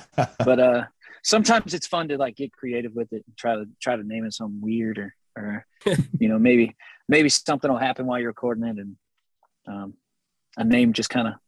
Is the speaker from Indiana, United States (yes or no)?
no; Texas, United States; We're from Texas. I mean, go figure, right?